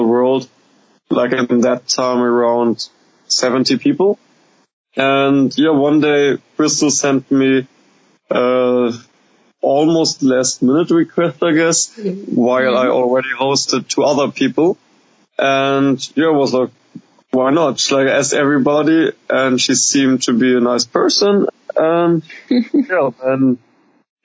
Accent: Hamburg, Germany; I'm from Hamburg, the second biggest city in the north of Germany.

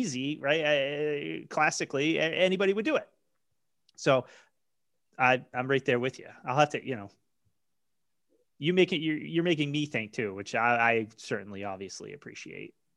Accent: Maine, United States; I grew up in Maine

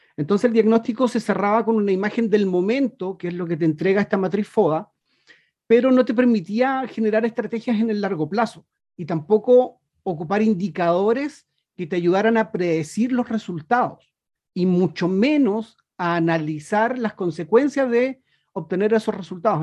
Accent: Chile; also born or lived in Punta Arenas, Chile; Yo soy un chileno que vive aquí en la Patagonia, muy cerquita de la Antártica, en la ciudad de Punta Arenas.

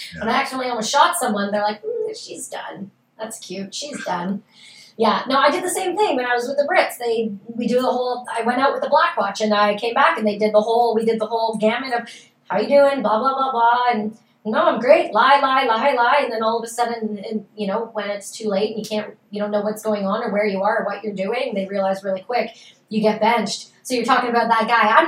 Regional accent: Canada; I'm Canadian

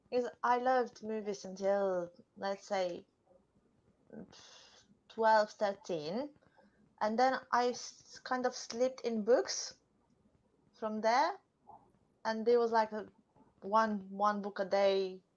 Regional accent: Romania; Well, one thing I can tell, say for sure I have from back home is my sarcasm.

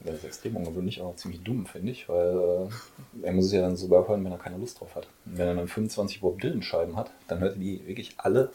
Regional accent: Oberhausen, North Rhine-Westphalia, Germany; also born or lived in Mülheim; now in Essen, Germany; bin gebürtiger Pottler, geboren in Oberhausen

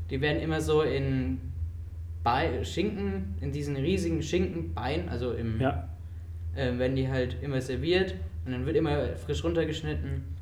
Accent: Germany; also born or lived in Spain; Und ich bin hier in Deutschland geboren, war dann erst mit, äh, mit meiner Mom und meinem Dad zusammen in, in Spanien und bin dann aber mit meiner Mom äh, zum Leben hierher gegangen.

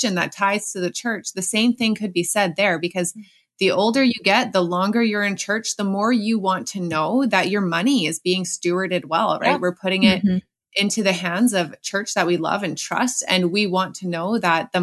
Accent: Canada; as a Canadian

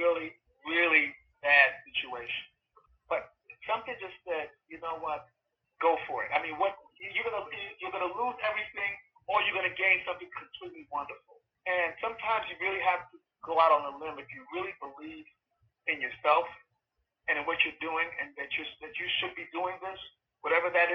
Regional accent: New York, United States; I come from New York, and New York is a big theater town

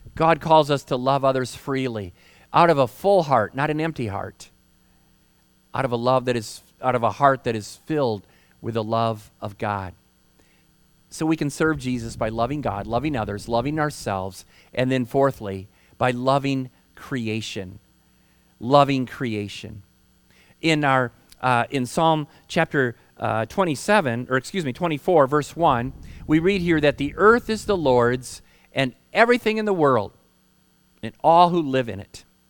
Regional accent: Holland, Michigan, United States; moved away; I hail from Michigan, proud Michigander. And I grew up in Holland, which is near Lake Michigan

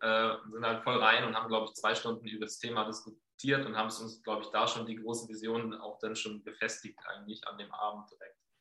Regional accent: Flensburg, Schleswig-Holstein, Germany; also born or lived in Enschede, Netherlands / Cologne, Germany; now in Herleshausen, Germany; ich komme aus Flensburg

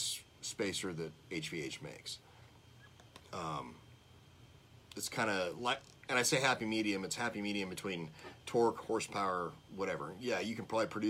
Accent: California, United States; moved away; when I grew up in California, and I raced for the first

